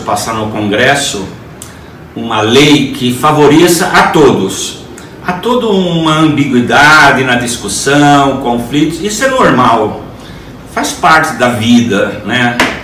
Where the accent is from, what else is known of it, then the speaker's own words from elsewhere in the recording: Urupês, São Paulo, Brazil; accent: caipira; now in São Paulo, Brazil; Eu sou de uma cidadezinha lá do interior chamada Urupês, perto de Ibirá, perto de Catanduva, Rio Preto. Eu sou um caipira